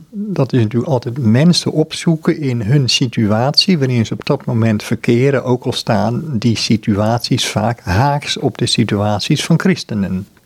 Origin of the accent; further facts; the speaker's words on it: Amsterdam, North Holland, Netherlands; mijn eigen situatie in Amsterdam. Ik ben Amsterdammer